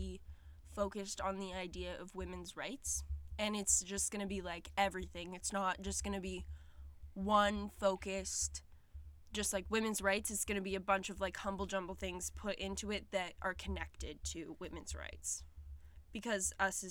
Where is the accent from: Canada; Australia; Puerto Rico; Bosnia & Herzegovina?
Canada; Ontario; I was born in Ontario, and my parents divorced from a young age, but I was always very close with my parents, my grandparents, and, we've lived in this same small town for a very long, long, long time